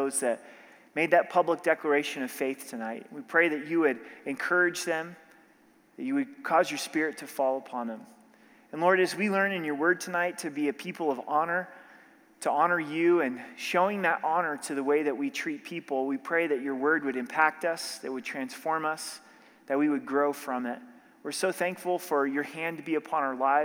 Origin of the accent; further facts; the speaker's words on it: Oregon, United States; now in Colorado, United States; growing up in Oregon